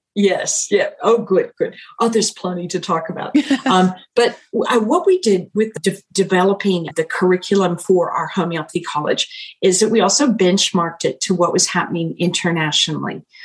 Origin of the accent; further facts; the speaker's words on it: United States; moved away as an adult; now in New Zealand; an American by birth and culture and education